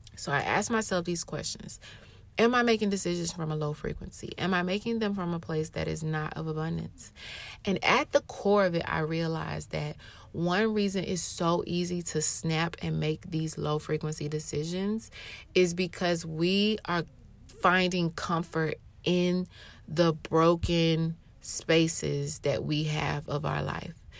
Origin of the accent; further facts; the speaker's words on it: Atlanta, Georgia, United States; moved away as an adult; also born or lived in Europe / Japan; I was born and raised in Atlanta